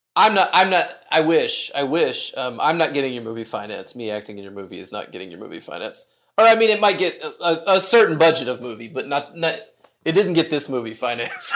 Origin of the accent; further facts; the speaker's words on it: Hot Springs, Arkansas, United States; I'm from Arkansas. I'm from Hot Springs